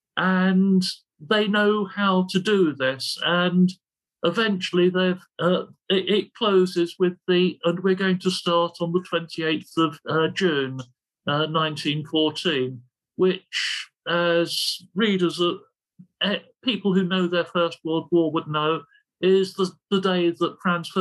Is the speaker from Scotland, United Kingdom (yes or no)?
no; London, United Kingdom; I'm from the East End of London